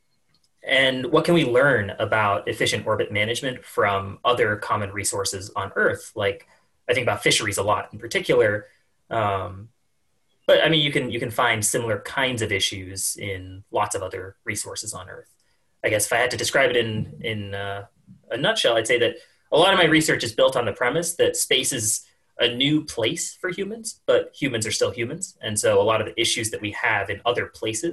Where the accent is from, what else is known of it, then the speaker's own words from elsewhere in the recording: the American West, California, United States; also born or lived in Colorado; I grew up in the American West and in California and spent a lot of time in Colorado